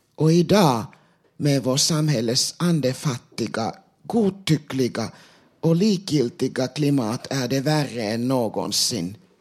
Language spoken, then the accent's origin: Swedish; Sweden; first language Finnish; Swedish is a second language; jag är född och uppvuxen i Sverige